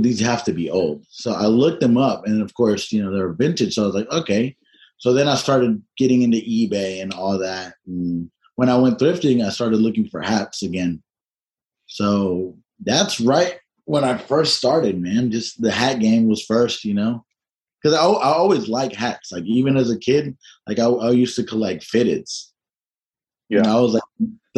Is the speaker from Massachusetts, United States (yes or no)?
no; Tennessee, United States; I'm from Tennessee